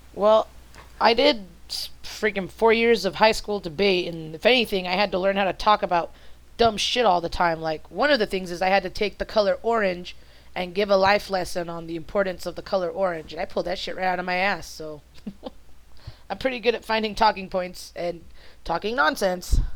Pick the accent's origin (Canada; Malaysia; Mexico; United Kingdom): Mexico; first language Spanish; English is a second language; being a uh, Spanish speaking Mexican that at some point in time I will struggle very, very much with speaking proper English